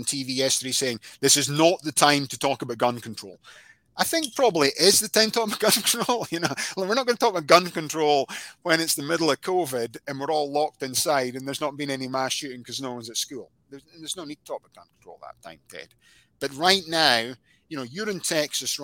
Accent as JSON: {"language": "English", "region": "Scotland", "country": "United Kingdom", "said": "I'm Scottish"}